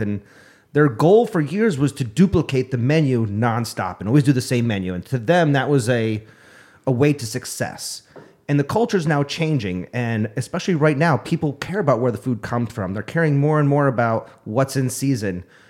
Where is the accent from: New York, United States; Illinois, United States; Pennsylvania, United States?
New York, United States; Upstate; now in Arizona, United States; the sense of community that I had growing up in New York